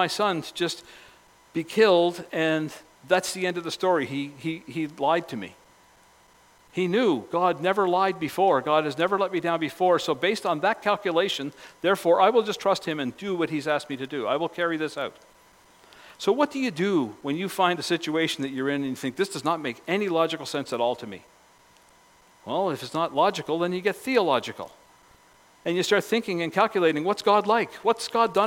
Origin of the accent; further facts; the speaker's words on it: Cape Breton, Nova Scotia, Canada; growing up in Cape Breton.